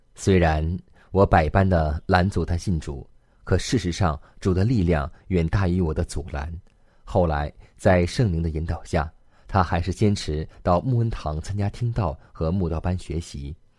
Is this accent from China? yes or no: yes; Northeast China, China; moved away as an adult; 我出生于东北，大学毕业后到西北工作